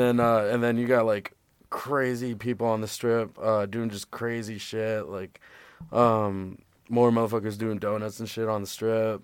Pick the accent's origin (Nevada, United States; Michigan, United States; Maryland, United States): Nevada, United States; Las Vegas; moved away; born and raised in Vegas